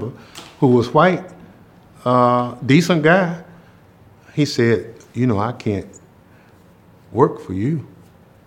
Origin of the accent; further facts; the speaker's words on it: Mississippi, United States; this is my hometown